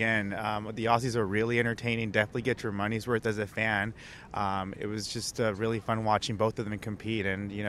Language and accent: English; United States; also born or lived in Phoenix, Arizona; now in San Diego, United States; as an American here in the crowd